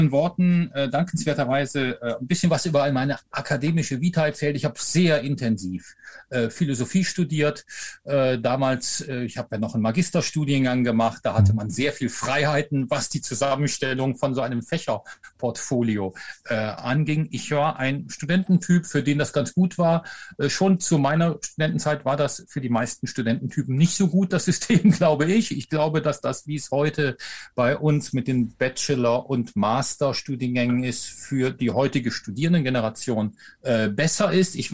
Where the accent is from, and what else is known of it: Rhineland, Germany